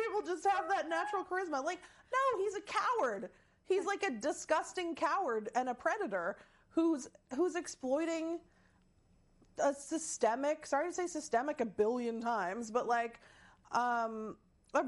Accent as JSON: {"language": "English", "town": "Seattle", "region": "Washington", "country": "United States", "tie": "born or raised there", "said": "I'm from Seattle."}